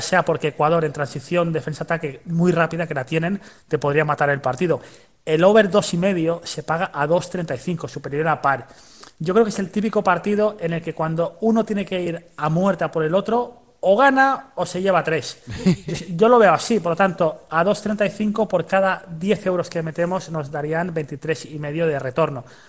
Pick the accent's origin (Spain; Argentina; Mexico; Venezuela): Spain; Mallorca, Balearic Islands; Yo soy de Mallorca